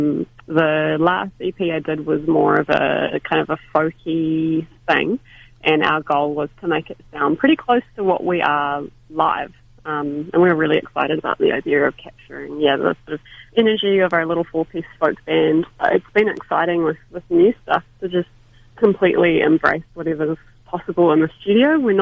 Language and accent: English; Christchurch, Canterbury, New Zealand; moved away as an adult; Christchurch, my hometown